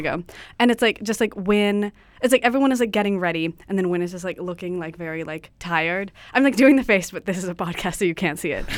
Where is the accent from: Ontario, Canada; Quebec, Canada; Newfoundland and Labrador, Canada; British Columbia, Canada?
British Columbia, Canada; Ladysmith; I'm from Vancouver Island